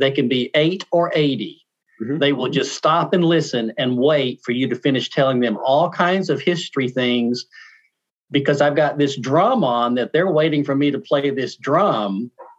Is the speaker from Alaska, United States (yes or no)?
no; Mississippi, United States; moved away as an adult; also born or lived in Arkansas / Ohio / New York / Kansas; now in Michigan, United States; where I was born in Mississippi